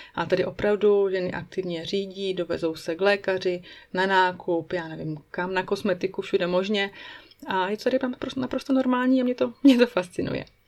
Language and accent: Czech; Moravia, Czechia; moved away as an adult; now in Switzerland; u nás na Moravě